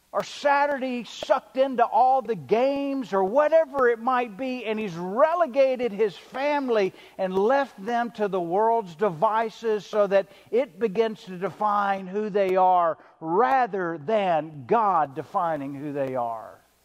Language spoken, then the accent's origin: English; the South, United States; I'm a good old boy from the South, right? We say yes, ma'am, and we eat biscuits with gravy